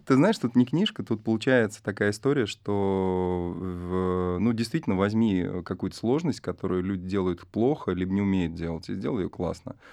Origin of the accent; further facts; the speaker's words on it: Arsenyevo, Tula Oblast, Russia; я сам родом из Арсеньева, поселок небольшой.